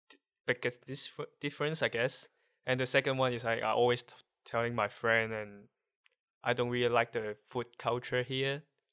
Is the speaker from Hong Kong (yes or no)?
yes; Hong Kong; first language Cantonese; English is a second language; moved away as an adult; now in Netherlands; I'm from Hong Kong.